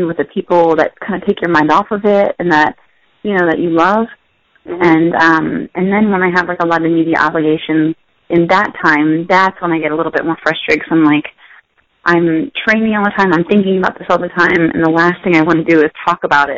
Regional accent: United States; also born or lived in Pennsylvania / Maryland; I grew up in Pennsylvania and Maryland

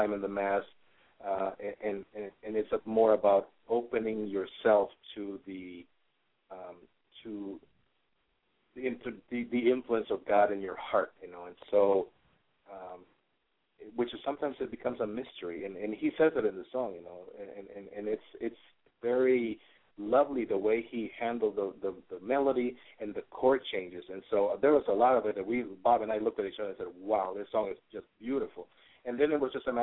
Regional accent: El Salvador; I am from El Salvador in Central America.

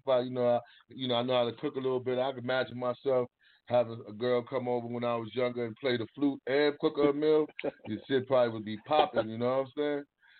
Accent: New York City, New York, United States; I'm from Harlem

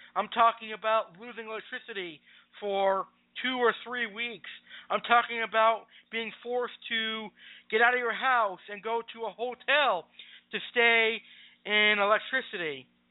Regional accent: Springfield, Massachusetts, United States; also born or lived in Tampa, Florida; I was born on August 15th, 1993, right here in my home city of Springfield, Massachusetts. I am a Springfield, Massachusetts resident for life

